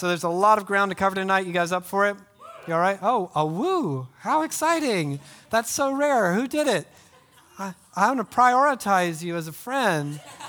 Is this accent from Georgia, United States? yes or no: yes; Marlow, Georgia, United States; I'm actually from Guyton, I would say, when pressed. But this wasn't technically true. I actually grew up in a township of Guyton called Marlow. Marlow had no paved roads, no traffic lights.